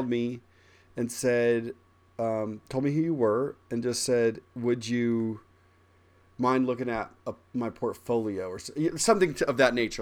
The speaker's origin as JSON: {"language": "English", "region": "Midwest", "country": "United States", "said": "I'm from the Midwest"}